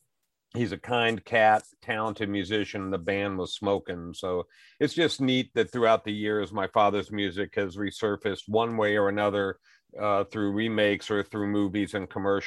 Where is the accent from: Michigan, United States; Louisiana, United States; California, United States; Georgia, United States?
Louisiana, United States; New Orleans; also born or lived in Las Vegas, United States; I mean, I grew up in New Orleans and Las Vegas, and just as early as I can remember, my dad was bringing us on stage